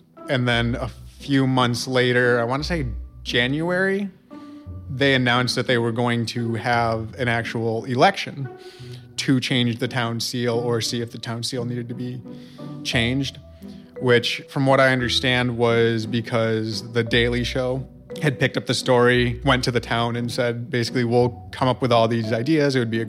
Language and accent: English; Rome, New York, United States; moved away as an adult; now in Utica, United States; I'm from Rome, New York, originally, and I just moved out to Utica about last year.